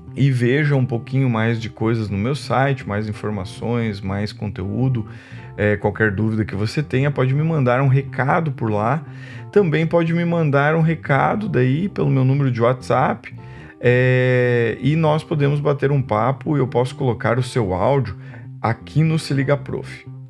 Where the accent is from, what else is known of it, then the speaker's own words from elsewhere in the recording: Santa Cruz do Sul, Rio Grande do Sul, Brazil; moved away; also born or lived in Foz do Iguaçu; eu vim do Rio Grande do Sul, sou natural de Santa Cruz do Sul, no Rio Grande do Sul